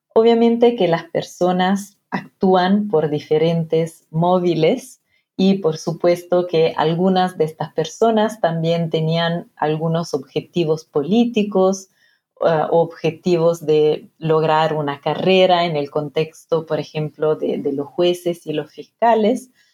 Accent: Piedmont, Italy; Spanish is a second language; moved away as an adult; also born or lived in Argentina; now in United Kingdom; donde nací, en Italia, en la región de Piemonte

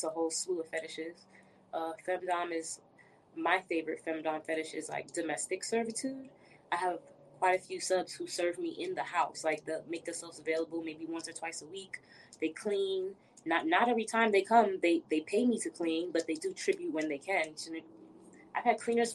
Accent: New York City, New York, United States; moved away as an adult; now in Atlanta, United States; I'm from Brooklyn, New York.

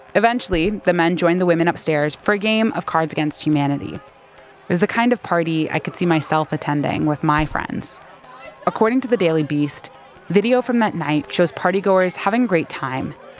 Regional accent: Atlanta, Georgia, United States; I lived in Atlanta. I was born in Atlanta

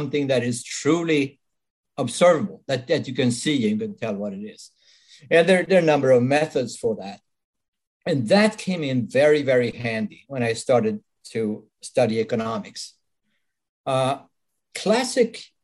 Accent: Sweden; English is a second language; now in United States; As you can probably tell from my accent, I wasn't born in this country. I'm Swedish originally. I've been living in the United States for quite some time now.

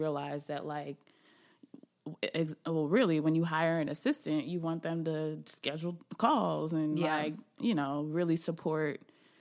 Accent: New Jersey, United States; I'm from New Jersey

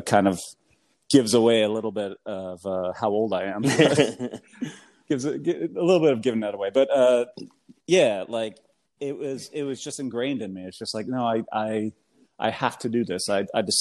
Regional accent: United States; accent: American; my American accent

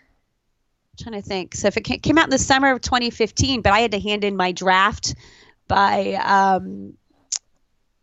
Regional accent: Ohio, United States; also born or lived in New York State / Boston; when I was growing up in Ohio, we moved to Ohio from New York State when I was 9

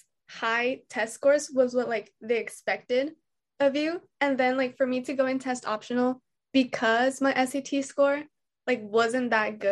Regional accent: Calexico, California, United States; I am from Calexico, California, which is at the very bottom of California

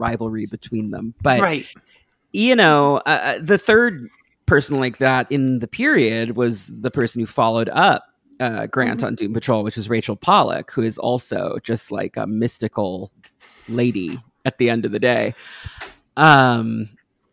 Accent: New York, United States; I'm from New York

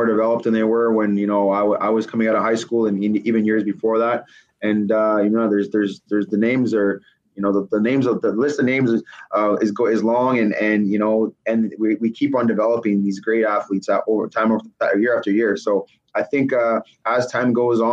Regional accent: Canada; being a Canadian running back from a junior program

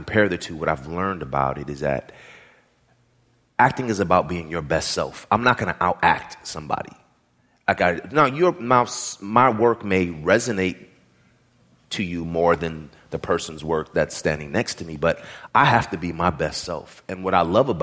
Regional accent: the Bay Area, California, United States; moved away as an adult; also born or lived in New York; I'm from the Bay Area

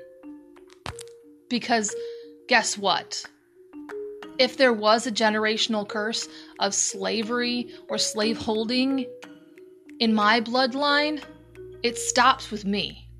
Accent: United States; we are programmed as American citizens

